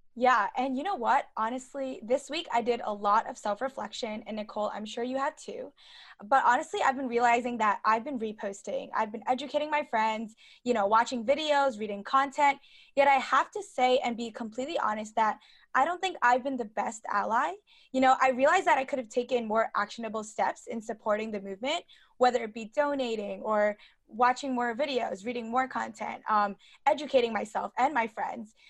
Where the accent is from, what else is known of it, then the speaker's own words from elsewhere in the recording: New York City, New York, United States; also born or lived in Hong Kong; I was born in Hong Kong, and I was raised in Brooklyn, New York